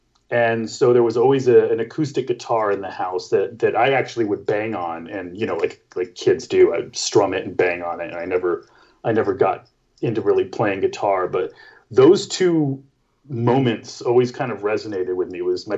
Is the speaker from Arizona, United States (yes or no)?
yes; Phoenix, Arizona, United States; being a young kid in Prescott, Arizona, which I grew up in Phoenix, but we had like a little, you know, winter cabin there.